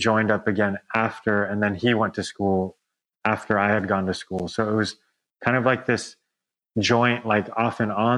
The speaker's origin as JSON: {"language": "English", "area": "Orange County", "region": "California", "country": "United States", "tie": "born or raised there", "also_born_or_lived": "La Mirada, California", "said": "We were born in La Mirada. So it's like kind of like in between LA and Orange County. Okay. So we grew up in Orange County, kind of around that area."}